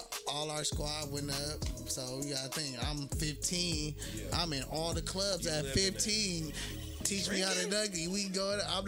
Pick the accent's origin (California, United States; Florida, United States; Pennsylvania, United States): California, United States; Los Angeles; Well, man, I'm from South Central Los Angeles.